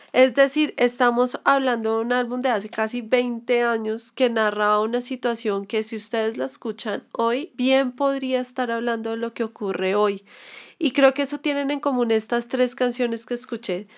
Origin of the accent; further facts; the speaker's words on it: Colombia; como colombianos deberíamos estar un poco más unidos